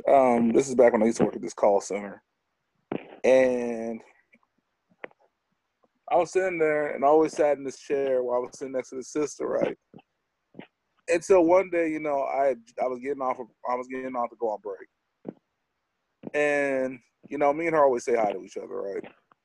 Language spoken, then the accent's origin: English; United States; we're one of the only, you know, people who, in America, we don't actually know where we came from.